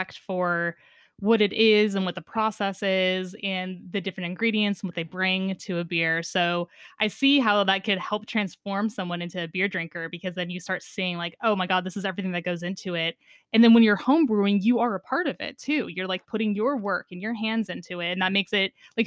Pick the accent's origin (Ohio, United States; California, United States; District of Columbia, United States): California, United States; Northern; now in Seattle, United States; being from Northern California